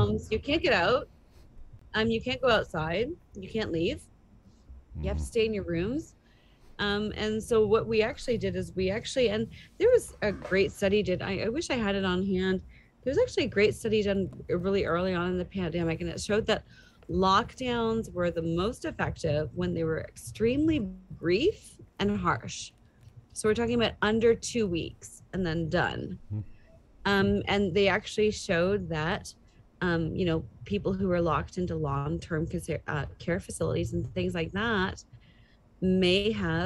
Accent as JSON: {"language": "English", "town": "Toronto", "region": "Ontario", "country": "Canada", "tie": "born or raised there", "said": "I grew up in the Greater Toronto area."}